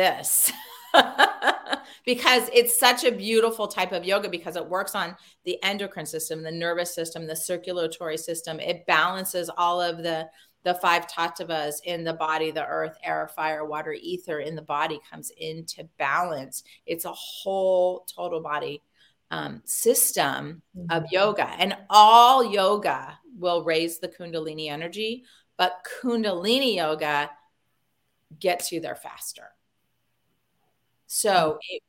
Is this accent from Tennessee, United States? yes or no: no; California, United States; moved away as an adult; we're from California